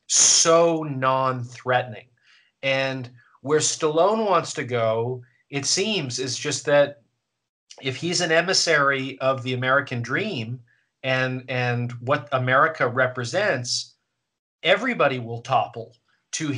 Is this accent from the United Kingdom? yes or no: no; Canada; I'm Canadian.